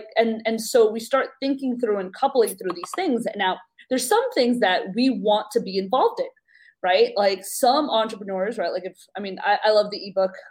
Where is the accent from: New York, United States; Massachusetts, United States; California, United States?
New York, United States; I'm from New York